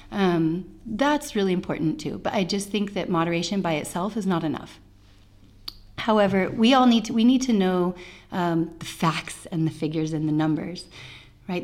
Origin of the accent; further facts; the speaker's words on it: United States; I'm an American